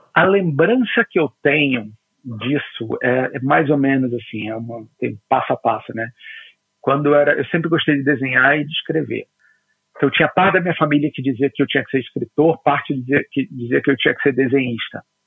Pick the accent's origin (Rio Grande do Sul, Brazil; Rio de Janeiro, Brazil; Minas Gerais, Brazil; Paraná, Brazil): Rio de Janeiro, Brazil; eu sou carioca, fui criado na fronteira entre Ipanema e Copacabana, ali no Arpoador, no Rio de Janeiro